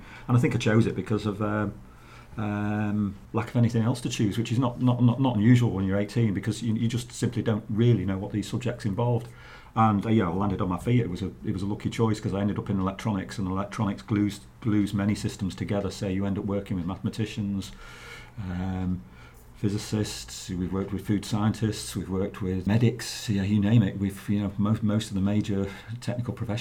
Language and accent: English; Manchester, North West England, United Kingdom; I come from Manchester originally. I was born in Gorsell, not far from Old Trafford